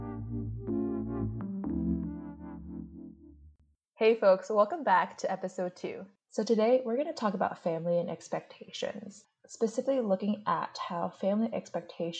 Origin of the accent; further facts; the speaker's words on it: United States; I am Chinese American. My parents are from Hong Kong and they immigrated here when they were younger. But I was born in America